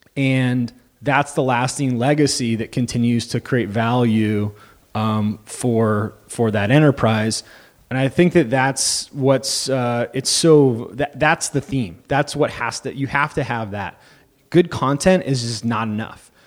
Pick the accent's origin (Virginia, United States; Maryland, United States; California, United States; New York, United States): California, United States; Santa Cruz; also born or lived in Los Angeles / San Francisco; I'm actually originally from Santa Cruz